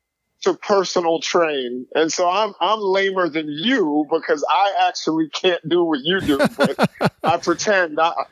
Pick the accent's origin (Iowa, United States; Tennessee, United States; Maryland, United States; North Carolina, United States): Maryland, United States; Baltimore; also born or lived in New York City / Philadelphia / Columbia, Maryland; I lived for a little while in Philadelphia, and then I grew up mainly in the suburbs of Baltimore.